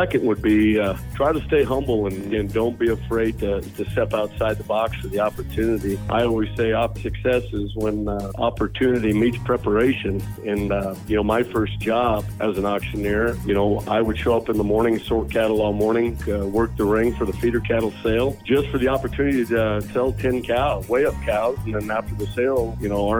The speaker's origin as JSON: {"language": "English", "town": "North Platte", "region": "Nebraska", "country": "United States", "tie": "born or raised there", "said": "North Platte Stockyards here in my hometown"}